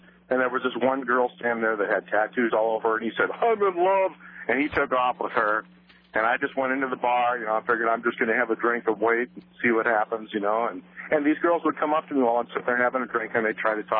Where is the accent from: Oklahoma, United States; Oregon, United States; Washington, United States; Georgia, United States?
Oregon, United States; Portland; I grew up in Portland.